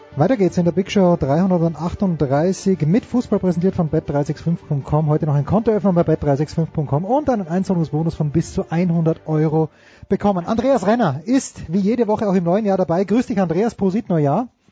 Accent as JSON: {"language": "German", "country": "Austria", "said": "ich bin ja Österreicher"}